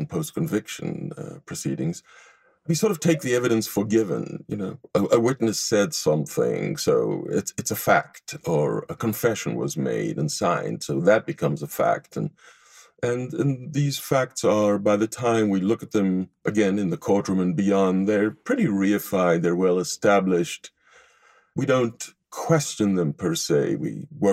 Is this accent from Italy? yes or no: no; Israel; moved away as an adult; also born or lived in Tel Aviv, Israel / Haifa, Israel; now in Los Angeles, United States; I grew up in Israel, and I was educated in Tel Aviv University before coming to the United States